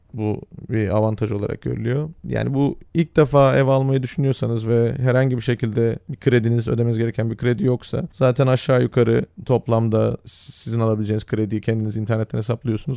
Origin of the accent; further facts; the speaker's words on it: Turkey; now in Netherlands; bir Türk olarak Hollanda'da